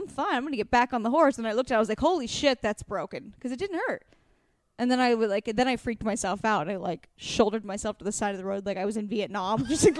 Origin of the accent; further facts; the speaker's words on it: West Coast, United States; Well, we're from the West Coast.